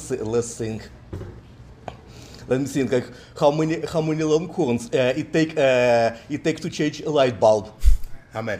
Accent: Russia; English is a second language; moved away as an adult; now in United States; Uh, I, came, I came from Russia to the U.S. and came, uh, came, came, came to the U.S. for Texas Tech University.

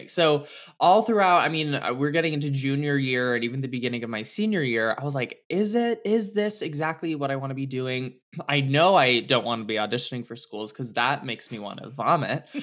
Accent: California, United States; I grew area? up in the Bay Area. Yeah, so I'm a California girl through and through.

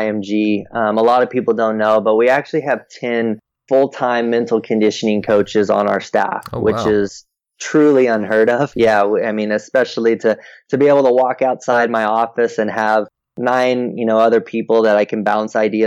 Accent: Oregon, United States; moved away as an adult; now in Florida, United States; Linfield College, which is in McMinnville, Oregon, my home state

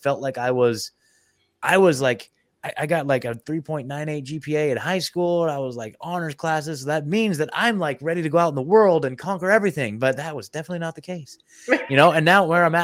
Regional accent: Oregon, United States; moved away as an adult; now in Tennessee, United States; I was born and raised in Oregon

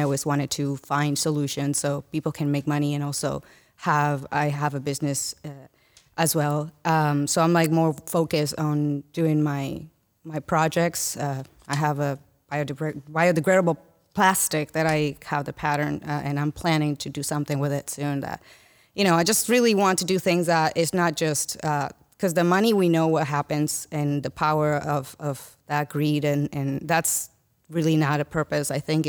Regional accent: Dominican Republic; I'm born and raised in Dominican Republic.

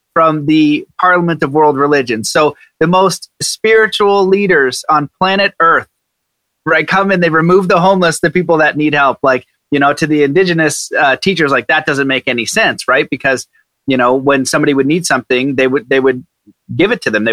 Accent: Canada; I'm Canadian

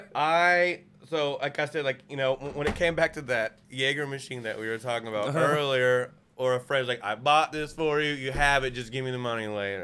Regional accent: Rogers, Arkansas, United States; I'm from Rogers.

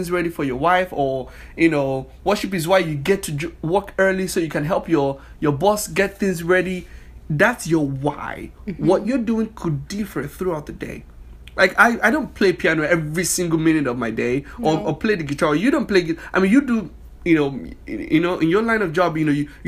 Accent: Nigeria; moved away as an adult; now in United States; I'm from Nigeria, West Africa.

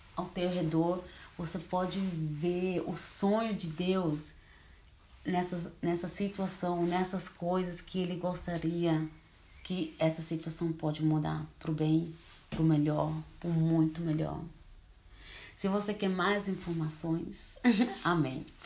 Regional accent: Switzerland; Portuguese is a second language; also born or lived in Brazil; Eu moro na Suíça, mas sou brasileira. Eu vim para a Suíça bem pequena, com quatro anos de idade, então assim, eu sou mais suíça do que brasileira. Português eu também aprendi aqui.

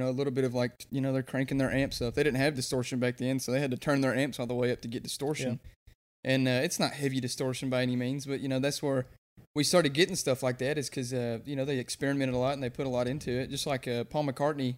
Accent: the South, United States; we're from the South

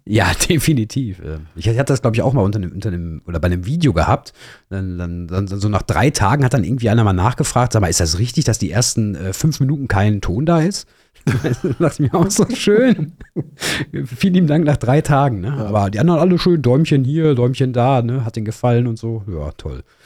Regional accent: Ruhr area, North Rhine-Westphalia, Germany; komme aus dem, aus dem Pott, ne? wie man auch unschwer hört, glaube ich, so ein bisschen

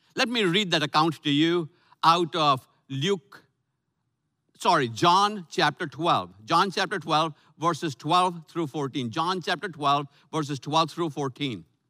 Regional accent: Lucknow, Uttar Pradesh, India; moved away; my hometown of Lucknow, India, North India

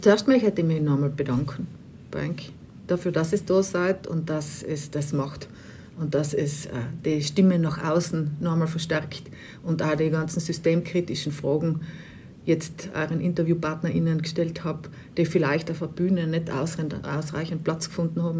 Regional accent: Bruneck, Trentino-Alto Adige, Italy; moved away; Ich bin eigentlich aus Bruneck ursprünglich.

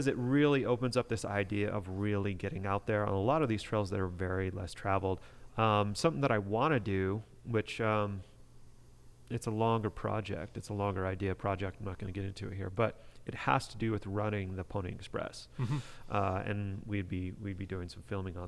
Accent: Panguitch, Utah, United States; I was born in Panguitch.

